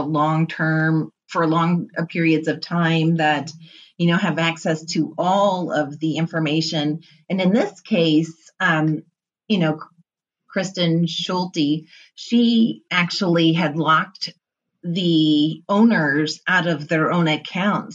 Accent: New Haven, Missouri, United States; moved away; there aren't very many trucking companies in New Haven, Missouri, you know, and this is my hometown

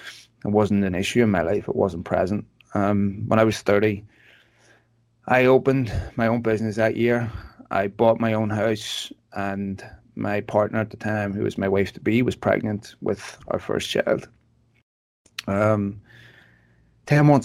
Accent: Belfast, Northern Ireland, United Kingdom; I was born in Belfast in the 70s. I grew up there.

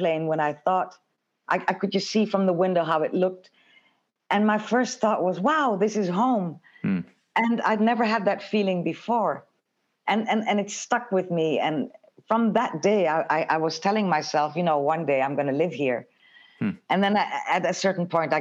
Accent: Suriname; also born or lived in Jamaica; I'm from a bicultural background. I come from Suriname, where the Dutch were colonizers

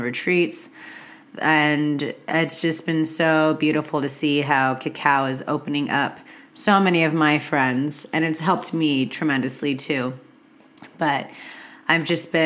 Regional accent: California, United States; being a Californian myself

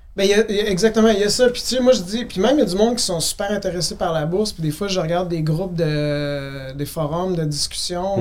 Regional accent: Quebec City, Quebec, Canada; à Québec, je viens de la ville de Québec

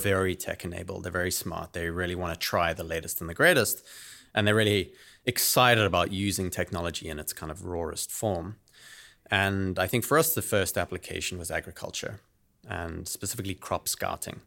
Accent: South Africa; moved away as an adult; also born or lived in United Kingdom; now in San Francisco, United States; I'm originally from South Africa. That's where I grew up

